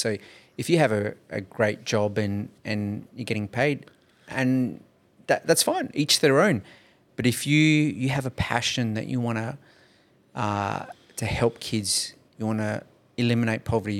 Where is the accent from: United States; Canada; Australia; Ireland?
Australia; Nollamara, Western Australia; I grew up in Nollamara, in homeless housing. I know what it's like to be poor.